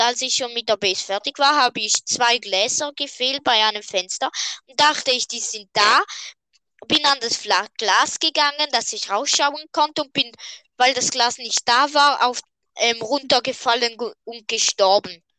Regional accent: Switzerland; wir sind Schweizer und darum, ja, reden wir normal

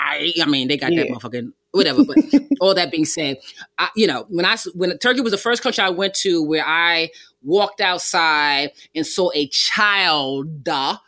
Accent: United States; I grew up very militant, you know, especially in my high school years, right? Where I had a disdain and I felt separate from this country. I didn't feel American.

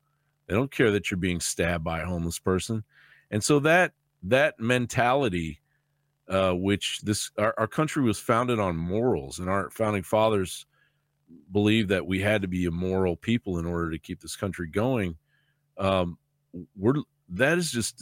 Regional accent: Kentucky, United States; now in Texas, United States; when I grew up in Kentucky, I grew up in the South

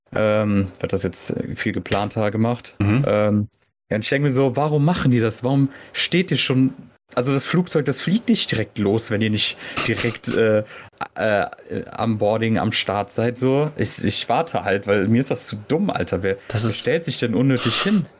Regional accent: Germany; wir halt als Deutsche

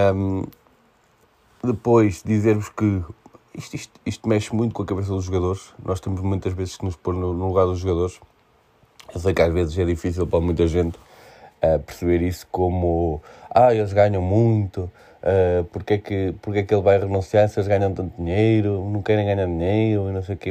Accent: Portugal; Como português

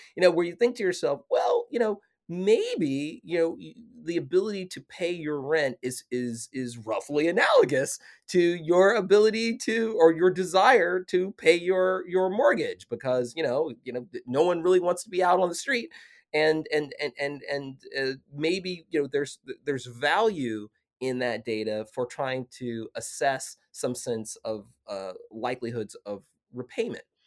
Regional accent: Arkansas, United States; now in Washington, D.C., United States; I'm a kid from Arkansas who lives, you know, in Washington, D C.

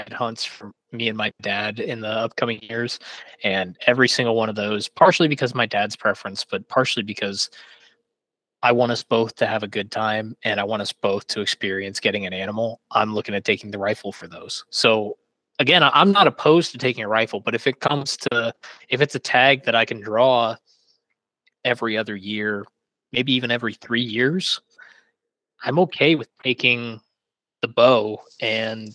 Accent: Pennsylvania, United States; moved away as an adult; now in Iowa, United States; since I've moved here than I have my entire life in Pennsylvania

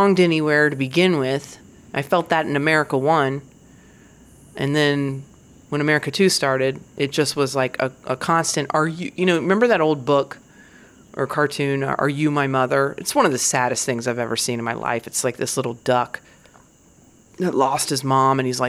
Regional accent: Virginia, United States; I grew up in Virginia

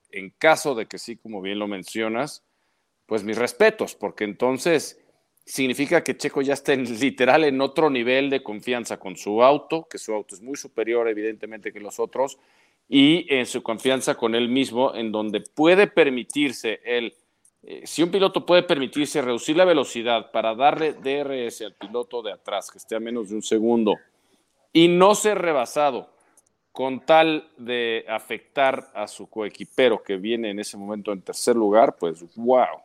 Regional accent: Mexico; como mexicanos

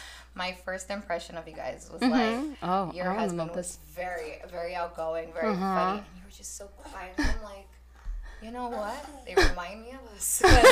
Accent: New Jersey, United States; also born or lived in Brazil; I've been living in Jersey most of my life. I came when I was a little kid here.

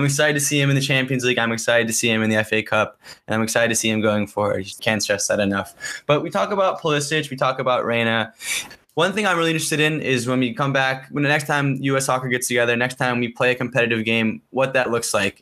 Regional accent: United States; as an American

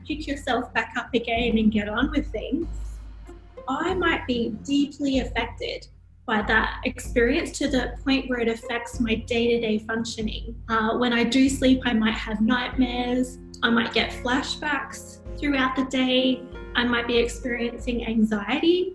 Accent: Sunshine Coast, Queensland, Australia; moved away as an adult; also born or lived in Thailand; now in Hyderabad, India; I'm from Australia originally, from the Sunshine Coast, Queensland, so near the beach

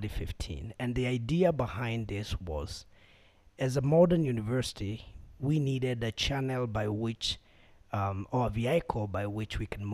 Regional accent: Makueni County, Kenya; I'm a Kenyan, born here, raised here, in the county of Makueni.

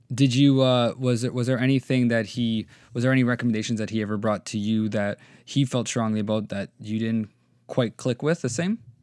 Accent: Canada; I'm Canadian

